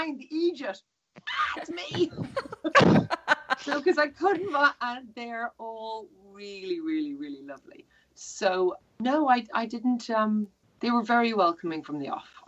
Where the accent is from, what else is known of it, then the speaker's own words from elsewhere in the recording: Ireland; I'm Irish